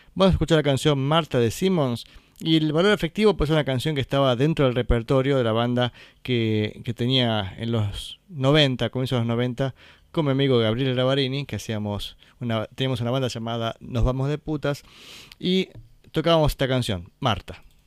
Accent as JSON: {"language": "Spanish", "town": "Valle Hermoso", "region": "Córdoba", "country": "Argentina", "said": "acá en Valle Hermoso, en mi pueblo"}